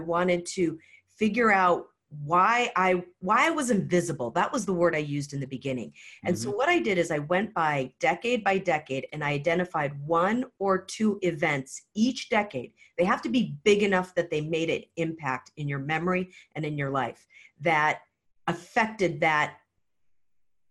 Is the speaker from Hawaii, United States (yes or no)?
yes; Hawaii, United States; I actually used to be a professional hula dancer growing up in Hawaii